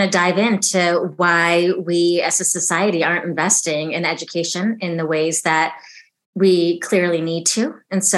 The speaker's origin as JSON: {"language": "English", "town": "Chicago", "region": "Illinois", "country": "United States", "tie": "born or raised there", "also_born_or_lived": "Oxford", "said": "came back to my hometown, Chicago"}